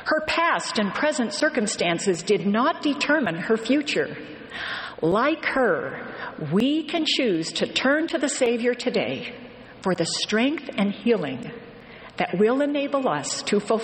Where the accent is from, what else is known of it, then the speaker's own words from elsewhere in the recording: Western New York, United States; I grew up in Western New York